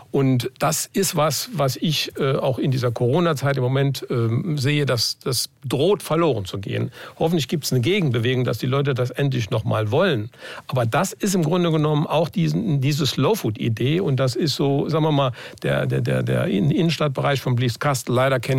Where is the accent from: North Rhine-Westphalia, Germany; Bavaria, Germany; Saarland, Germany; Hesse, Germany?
Saarland, Germany; Manchmal sind wir Saarländer ein bisschen engstirnig.